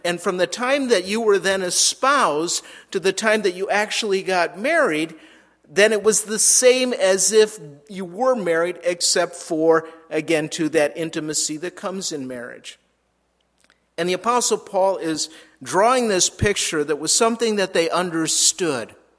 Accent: Minnesota, United States; moved away as an adult; also born or lived in Southern California / Albuquerque; we moved back to Minnesota, which is where I'm from

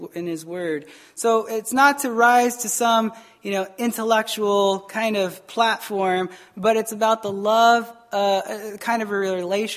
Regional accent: Arizona, United States; moved away as an adult; also born or lived in Taos, New Mexico; I'm from Arizona.

